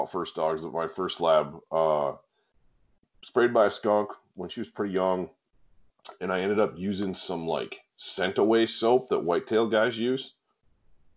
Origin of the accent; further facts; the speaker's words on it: northern Michigan, United States; moved away; growing up in the North Woods up in northern Michigan